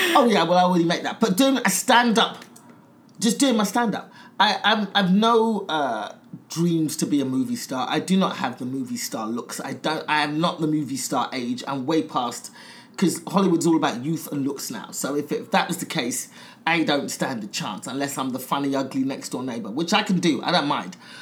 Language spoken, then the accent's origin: English; London, United Kingdom; moved away as an adult; also born or lived in Los Angeles / New York; now in United States; I am a comedian from London, England. I've been living out in America